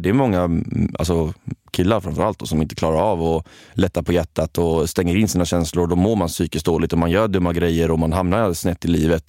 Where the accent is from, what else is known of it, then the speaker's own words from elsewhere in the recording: Kalmar, Kalmar County, Sweden; jag kommer från Kalmar